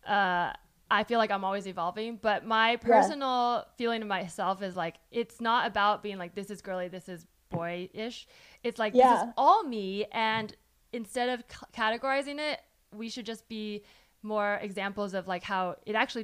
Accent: California, United States; moved away; I'm from California, so a lot of my friends at home were

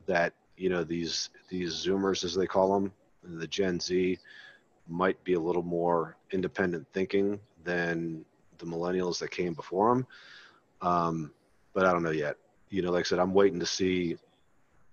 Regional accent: Maryland, United States; I grew up in Maryland

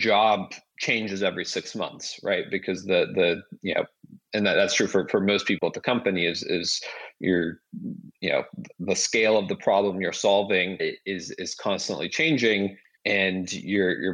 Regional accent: Seattle, Washington, United States; moved away as an adult; also born or lived in Kyiv, Ukraine / New York / San Francisco Bay Area; I grew up in the Seattle area

